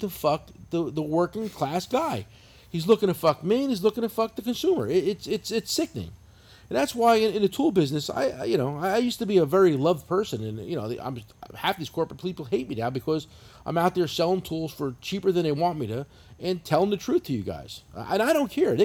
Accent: New Jersey, United States; I'm from New Jersey. This is how we talk

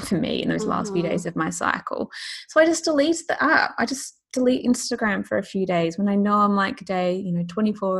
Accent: Australia; now in London, United Kingdom; I live in London, but I'm Australian. And so it's a constant like challenge to stay in touch with my family and my friends back home.

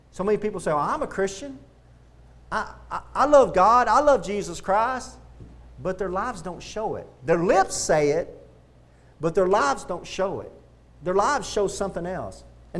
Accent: Texas, United States; also born or lived in Pensacola, Florida; I was from Texas

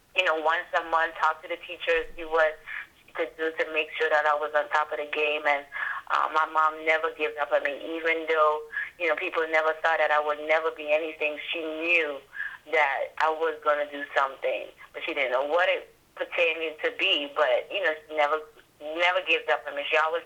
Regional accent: U.S. Virgin Islands; And I grew up in the Virgin Islands from kindergarten to 12th grade.

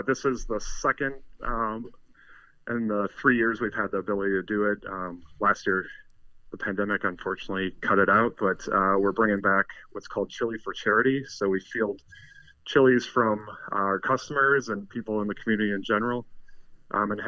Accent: Milwaukee, Wisconsin, United States; I grew up in the Milwaukee area

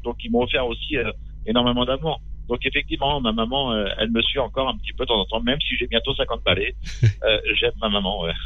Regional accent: Châtellerault, Nouvelle-Aquitaine, France; Châtellerault, dans la Vienne. Je suis un pur produit, euh, du Poitou.

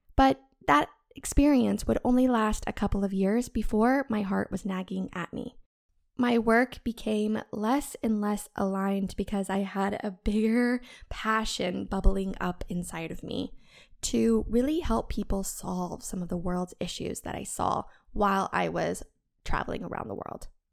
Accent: the American South, United States; I was born in the American South, where everyone loves American football, sweet tea, and church on Sundays

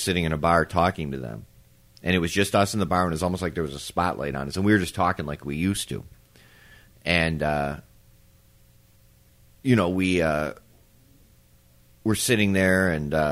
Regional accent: Palos, Illinois, United States; we're back where I grew up in Palos at the house in Palos

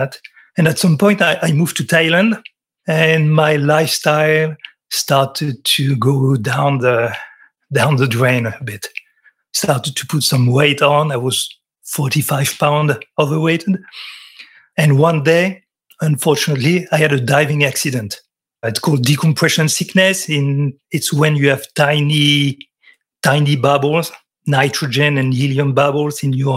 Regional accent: France; accent: French; English is a second language; I'm French. You can tell by my accent.

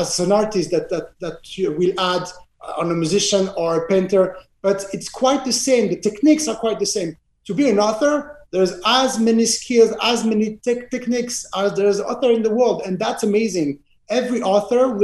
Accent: Geneva, Switzerland; accent: French accent; English is a second language; my hometown, Geneva

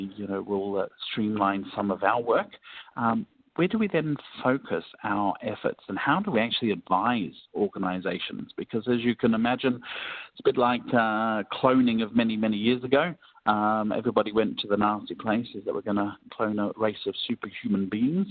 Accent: Melbourne, Victoria, Australia; Melbourne, my hometown

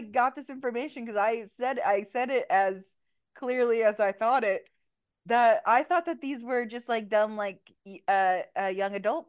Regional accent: Indiana, United States; we are from Indiana

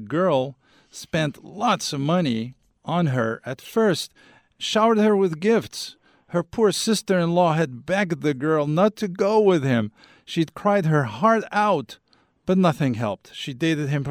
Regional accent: Algeria; I come from Algeria.

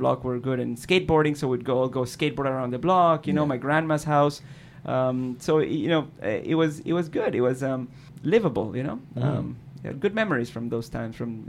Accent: Caracas, Capital District, Venezuela; moved away; growing up in Caracas was okay

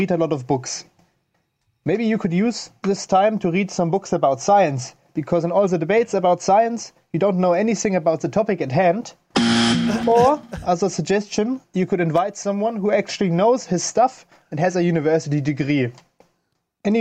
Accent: Germany; In Germany, we have something we call efficiency

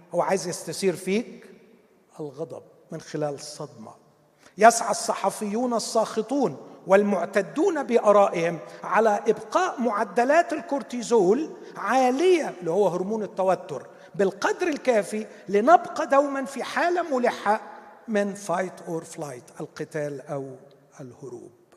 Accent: Egypt; بتاعتنا كمصريين

